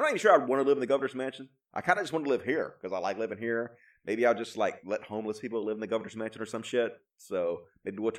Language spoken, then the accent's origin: English; Greenwood, Mississippi, United States; moved away; I'm from Greenwood, Mississippi, originally